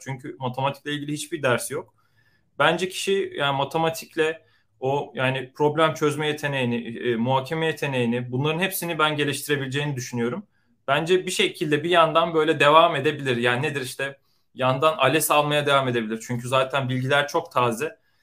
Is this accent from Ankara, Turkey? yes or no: no; Konya, Turkey; moved away as an adult; also born or lived in Istanbul; now in San Francisco Bay Area, United States; doğma büyüme Konyalıyım